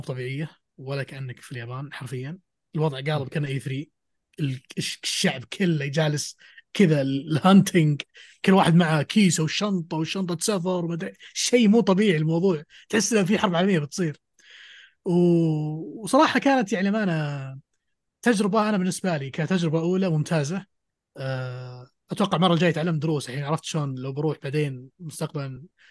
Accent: Saudi Arabia; عندنا في السعودية

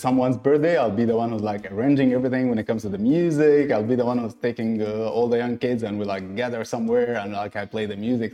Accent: Egypt; now in Dubai, United Arab Emirates; born and raised in Egypt, based in Dubai.

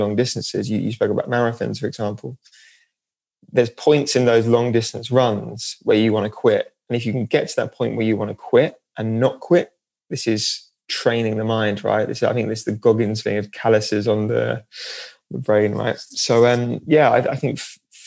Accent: Norwich, East of England, United Kingdom; now in London, United Kingdom; I'm from Norwich, which is by the sea.

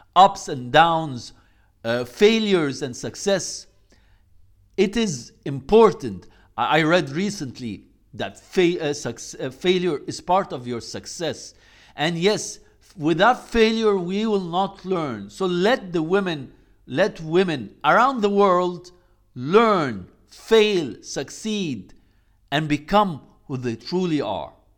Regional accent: Egypt; I come from Egypt

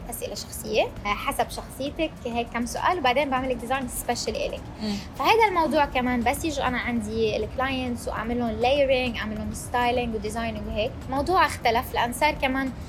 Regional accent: Syria; now in Dubai, United Arab Emirates; انا مم. سوريه

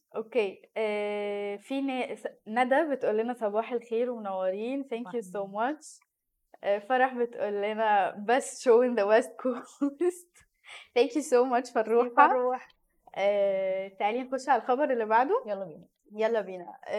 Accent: Egypt

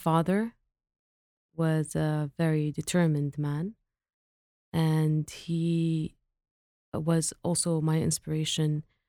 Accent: Eastern Province, Saudi Arabia; I grew up not in Riyadh, in the Eastern province, and we used to visit our grandmother in her farm, which is in Al-Hasa region.

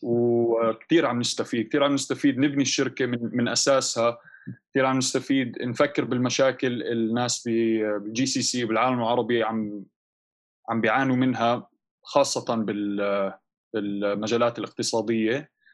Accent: Amman, Amman Governorate, Jordan; also born or lived in London / Canada / United States; انا وشركائي آه، تربينا بعمان

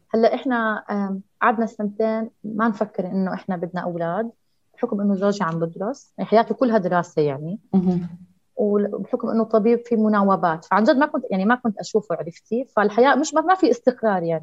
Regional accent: Jordan; عندنا في الأردن

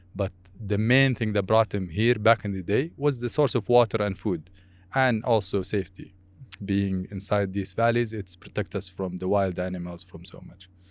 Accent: Al-Ula, Medina Province, Saudi Arabia; English is a second language; also born or lived in Canada; being a Saudi. I grew up in this desert

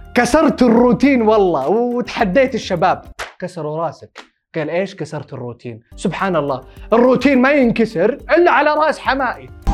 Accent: Saudi Arabia; عندنا بالسعوديه

